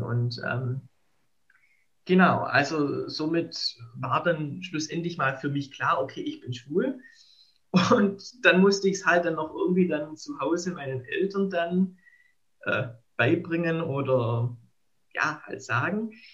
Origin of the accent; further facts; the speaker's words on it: Baden-Württemberg, Germany; ich komme ja aus Baden-Württemberg, aus also der Diözese Rottenburg-Stuttgart